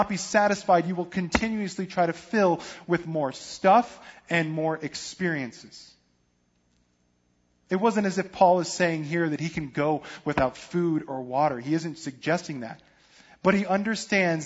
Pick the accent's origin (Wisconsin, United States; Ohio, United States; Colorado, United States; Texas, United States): Colorado, United States; Denver; moved away; I'm from Denver, so I'm not really a big football fan, but I follow the home team because that's just what you